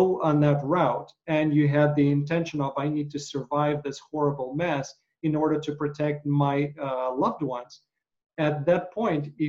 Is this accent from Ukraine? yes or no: yes; Ukraine; moved away; my relatives, again, growing up in Ukraine